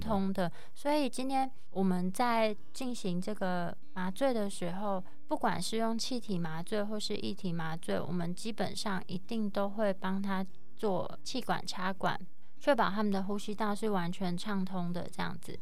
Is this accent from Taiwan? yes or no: yes; Taiwan; 我从台湾来的啊